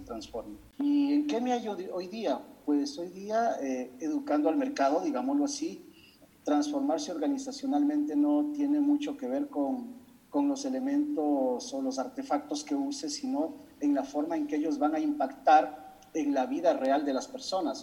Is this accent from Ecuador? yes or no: yes; Ecuador; en mi país, en Ecuador